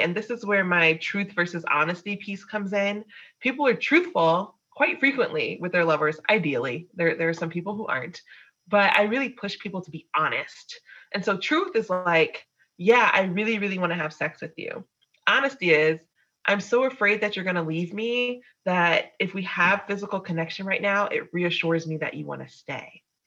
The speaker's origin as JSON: {"language": "English", "region": "the South", "country": "United States", "said": "as a Southerner"}